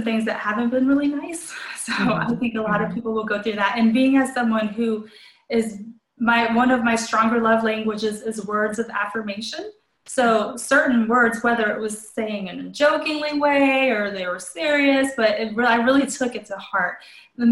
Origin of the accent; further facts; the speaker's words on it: Colombia; now in United States; I was born in Colombia, South America